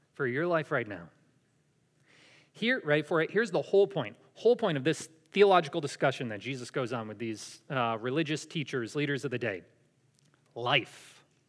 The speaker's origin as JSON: {"language": "English", "town": "Syracuse", "region": "New York", "country": "United States", "moved": "yes", "said": "I'm from Syracuse in New York."}